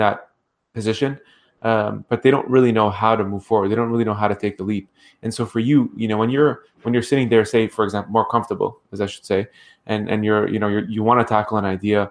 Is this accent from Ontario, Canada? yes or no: yes; Ottawa, Ontario, Canada; I grew up in Ottawa